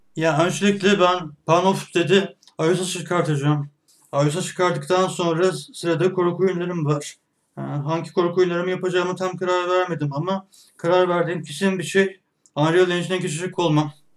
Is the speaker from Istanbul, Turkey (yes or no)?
no; Ankara, Turkey; 1988 Ankara doğumluyum